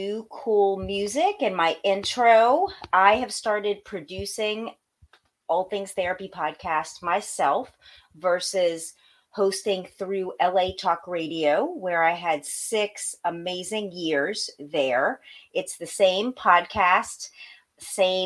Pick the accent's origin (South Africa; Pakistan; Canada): Pakistan; I'm Pakistani.